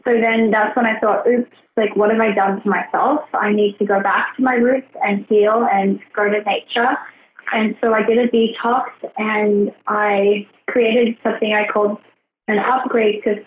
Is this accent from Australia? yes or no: yes; Australia; also born or lived in Brisbane; So I grew up in Australia. I grew up in Outback Australia.